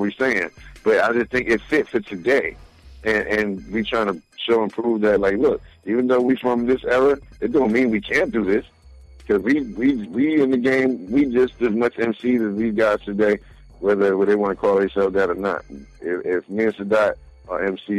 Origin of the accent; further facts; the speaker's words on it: New Jersey, United States; we from Jersey